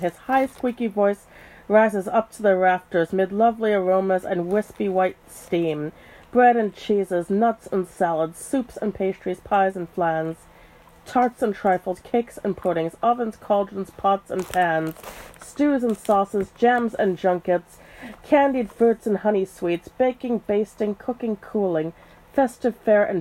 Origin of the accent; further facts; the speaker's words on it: United States; we're both American